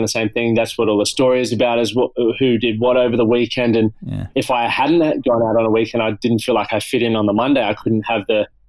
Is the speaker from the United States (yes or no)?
no; Toowoomba, Queensland, Australia; also born or lived in France; then I went back to my hometown, Toowoomba